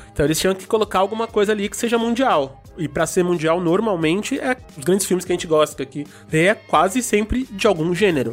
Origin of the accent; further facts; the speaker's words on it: Belém, Pará, Brazil; moved away; de onde eu vim, do Pará, de Belém